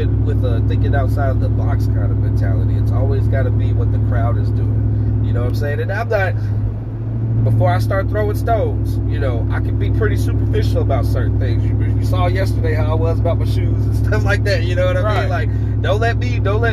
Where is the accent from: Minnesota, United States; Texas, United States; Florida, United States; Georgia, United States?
Georgia, United States; Atlanta; I grew up in Atlanta